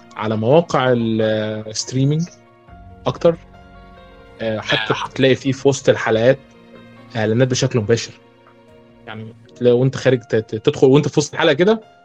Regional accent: Egypt; من مصر

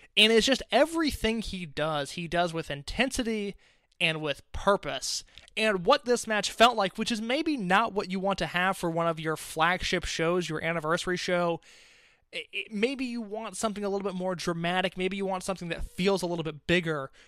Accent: Indianapolis, United States; my hometown in Indianapolis, Illinois

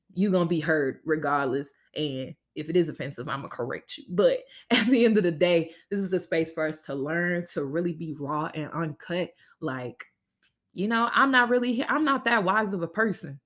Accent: Louisiana, United States; I was born and raised in Louisiana

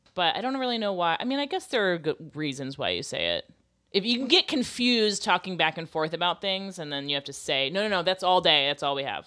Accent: Florida, United States; moved away; I'm from Florida and I'm old.

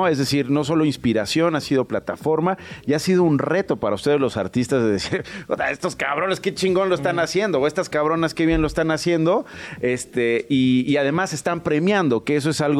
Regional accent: Chilangos, Mexico City, Mexico; Somos chilangos.

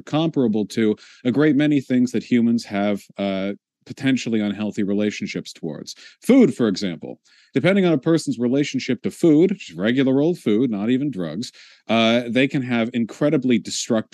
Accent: United States; being an American

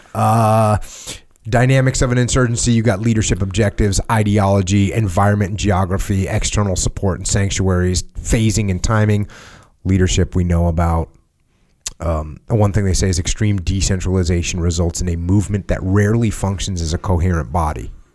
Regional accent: United States; we're Americans

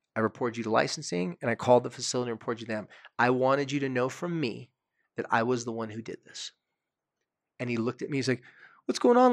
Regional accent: Carlsbad, California, United States; had an apartment across the street from the beach in my hometown on the street that I loved more than any other street. The street's called Acacia Street in Carlsbad, California.

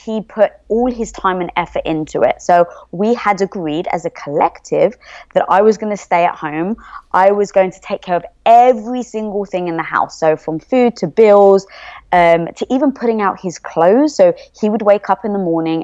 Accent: England, United Kingdom; moved away as an adult; also born or lived in London; now in United States; I am from England

